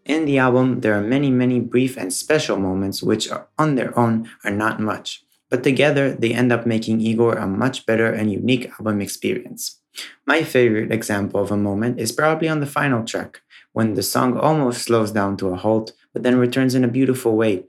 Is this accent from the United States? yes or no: no; Israel; from Israel.